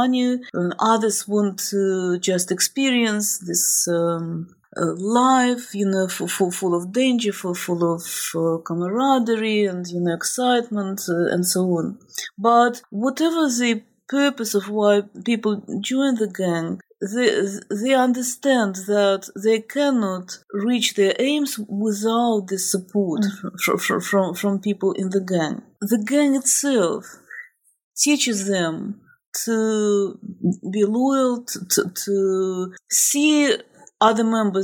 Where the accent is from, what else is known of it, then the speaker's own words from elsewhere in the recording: Moscow, Russia; I'm actually from Moscow